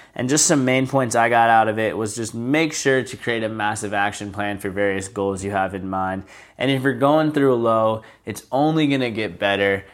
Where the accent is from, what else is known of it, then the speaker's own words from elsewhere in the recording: Charleston, United States; moved away; when my parents, uh, moved from Charleston, obviously it was very sad. That's where I grew up